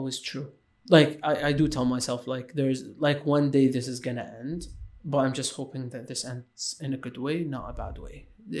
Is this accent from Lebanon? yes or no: yes; Lebanon; moved away; also born or lived in Iraq / Syria; I was born in Iraq, lived a bit in Syria, and then moved to Lebanon, and then I left Lebanon, which was, like, my childhood mostly was in Lebanon.